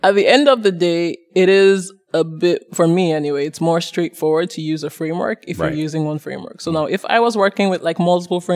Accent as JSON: {"language": "English", "region": "Lagos", "country": "Nigeria", "moved": "yes", "lives_now": "London, United Kingdom", "said": "I'm from Lagos, Nigeria"}